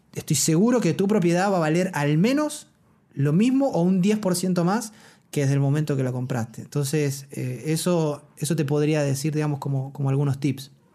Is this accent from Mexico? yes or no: no; Argentina; moved away as an adult; now in Chile; yo, un, un, un, argentino que vino sin nada